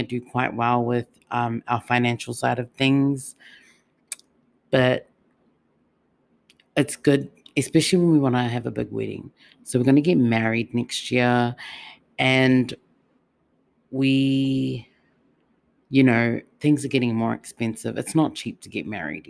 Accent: Auckland, New Zealand; now in Melbourne, Australia; I'm not originally from Melbourne. I'm from Otara. You know, I'm from Auckland. I'm from home. Like, to me, that's my home. And I've migrated here.

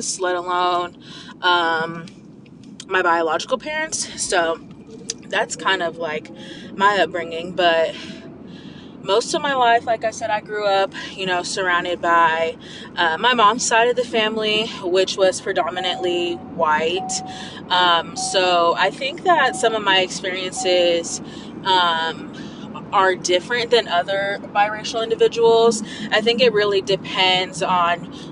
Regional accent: Midwest, United States; also born or lived in California / Iowa / Nebraska / Missouri; I was born in California, where my parents met and had me. And then I moved to the Midwest

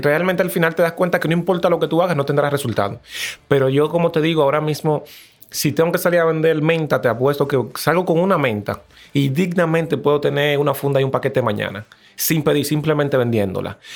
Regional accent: Los Frailes, Las Américas, Distrito Nacional, Dominican Republic; cuando tú vienes de un barrio, me acuerdo que fue en Los Frailes, en las Américas

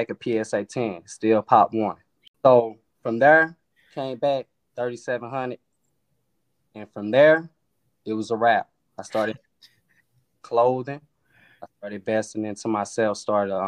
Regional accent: East St. Louis, Illinois, United States; moved away as an adult; now in Atlanta, United States; I'm originally from East St. Louis, Illinois. I moved down to Atlanta about 11 years ago.

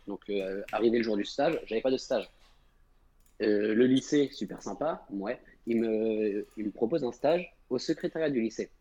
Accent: Angers, Pays de la Loire, France; je viens de Angers

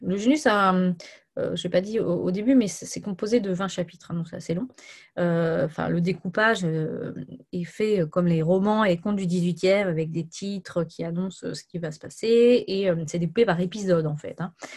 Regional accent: Brittany, France; Je suis bretonne

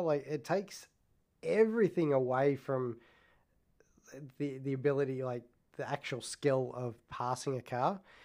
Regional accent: Australia; I'm Australian

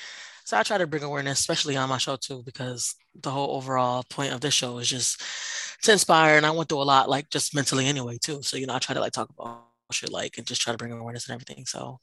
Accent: Philadelphia, Pennsylvania, United States; I'm from Philly. She's from Philly.

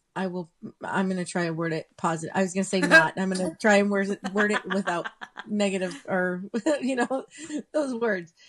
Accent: Southern California, United States; I grew up in Southern California

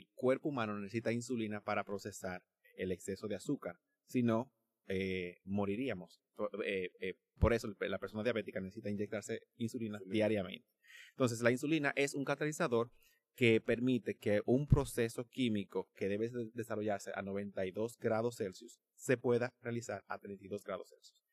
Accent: Dominican Republic; also born or lived in China; nosotros como dominicanos, eh, vamos a decir, normales

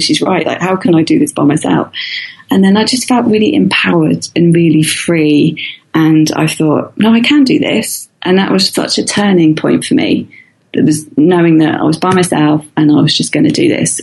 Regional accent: near the Isle of Wight, South East England, United Kingdom; moved away as an adult; I used to live opposite the Isle of Wight, which is this um, island it's half an hour away from my hometown

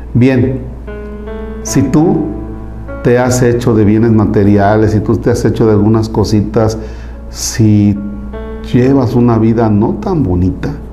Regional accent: Mexico

